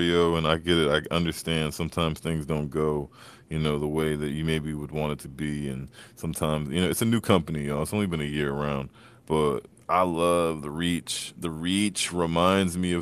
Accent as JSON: {"language": "English", "region": "Maryland", "country": "United States", "said": "I'm from Maryland"}